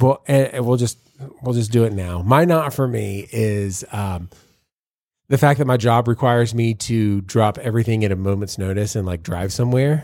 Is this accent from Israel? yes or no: no; Savannah, Georgia, United States; I'm from Savannah